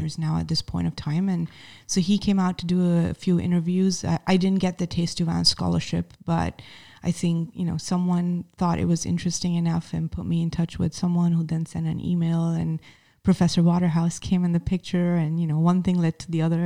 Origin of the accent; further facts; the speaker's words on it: Mumbai, Maharashtra, India; moved away; I'm a kid from Mumbai